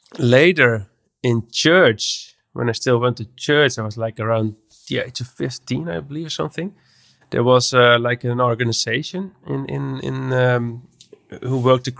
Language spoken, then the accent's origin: English; Netherlands; English is a second language; I'm from the Netherlands. I'm an audio developer.